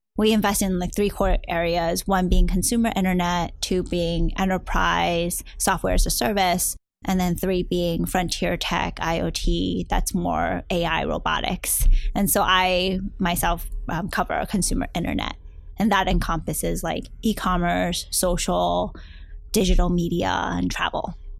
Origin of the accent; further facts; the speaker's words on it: New Jersey, United States; also born or lived in Hong Kong / New York City / Brooklyn, New York / Peru; now in Silicon Valley, United States; eventually moved and grew up my childhood in New Jersey.